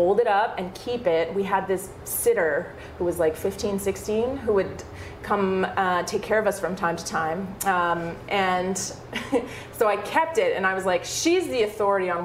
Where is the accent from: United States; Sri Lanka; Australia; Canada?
Canada; Thunder Bay, Ontario; moved away as an adult; also born or lived in Cochrane, Alberta; now in Calgary, Canada; I grew up in Thunder Bay, Ontario.